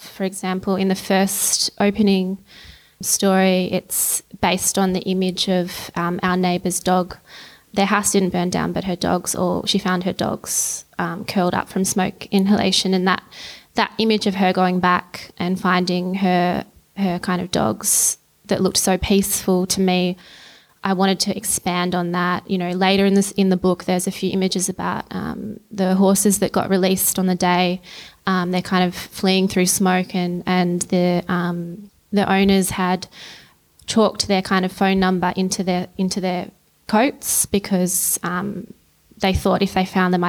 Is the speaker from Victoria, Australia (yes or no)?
yes; Christmas Hills, Victoria, Australia; I grew up in Christmas Hills